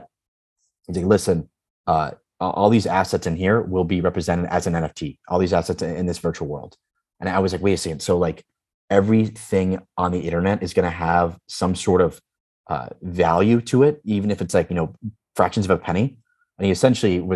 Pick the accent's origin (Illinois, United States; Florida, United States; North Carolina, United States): Illinois, United States; Chicago; I've known Dan Patterson, or Dan, since I was 6 years old. So we grew up together in Chicago